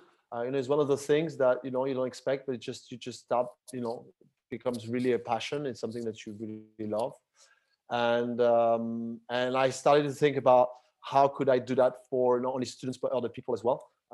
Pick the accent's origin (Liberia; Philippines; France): France; Paris, Île-de-France; now in Barcelona, Spain; I'm originally from France, from Paris. But was, you know, most of my life spent it outside of France, and in different countries in Europe and outside of Europe. And I currently live in Barcelona, Spain